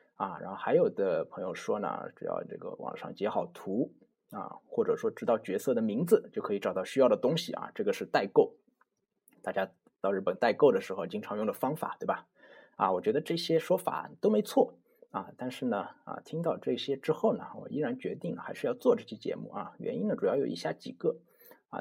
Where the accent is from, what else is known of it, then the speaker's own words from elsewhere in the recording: China; 绝对是不如我们中国人发音这么纯正的啊。